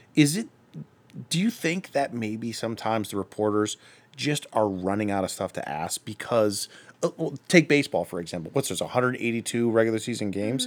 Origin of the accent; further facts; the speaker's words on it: Akron, Ohio, United States; I'm from Akron